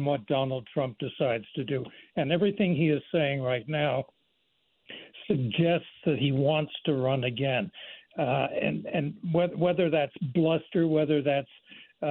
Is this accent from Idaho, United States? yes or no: no; Pennsylvania, United States; now in North Carolina, United States; my home state is Pennsylvania. Yeah. I live in North Carolina